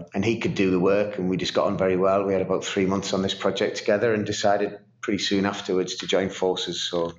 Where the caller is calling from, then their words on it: Newcastle upon Tyne, North East England, United Kingdom; I am in Newcastle upon Tyne in the northeast of England.